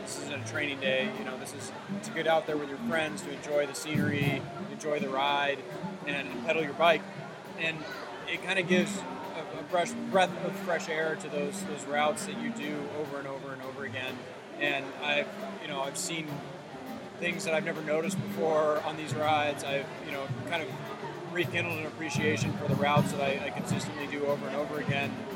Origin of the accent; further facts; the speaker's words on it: United States; as an American